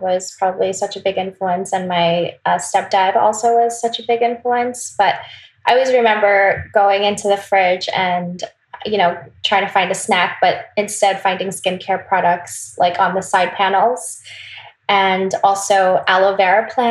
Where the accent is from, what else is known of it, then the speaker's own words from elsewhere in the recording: Wisconsin, United States; also born or lived in South Korea; I was born in Wisconsin, but I do have a lot of influence, Korean influence, because I did go to Korea a lot when I was little.